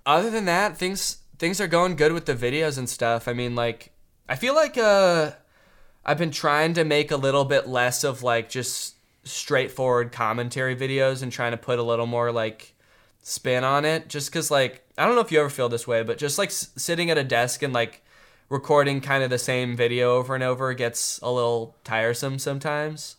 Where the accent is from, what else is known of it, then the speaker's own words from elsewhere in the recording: United States; I'm American through and through